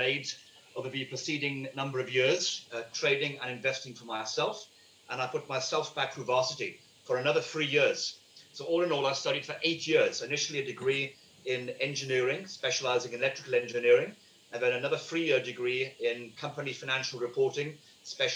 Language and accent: English; United Kingdom; moved away as an adult; My family in the UK, as you can tell by my accent, I'm not from this country, although I've been in this country since May 1996